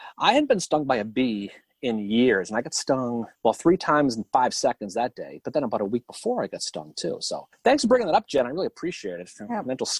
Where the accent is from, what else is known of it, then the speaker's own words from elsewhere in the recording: Waltham, Massachusetts, United States; Waltham, Massachusetts, my hometown.